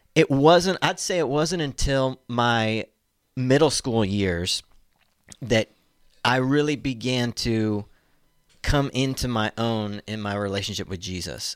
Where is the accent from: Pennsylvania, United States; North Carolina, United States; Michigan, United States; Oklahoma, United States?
Oklahoma, United States; Tulsa; moved away as an adult; also born or lived in Fayetteville; I'm from Tulsa, Oklahoma, born and raised